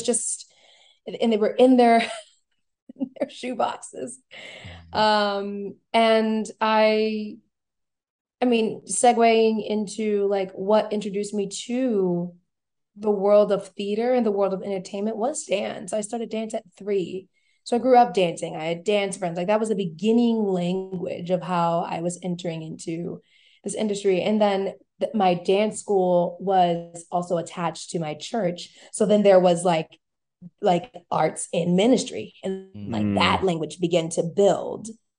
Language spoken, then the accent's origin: English; New Orleans, Louisiana, United States; I grew up like not only as a church kid, but very involved in school, like being a cheerleader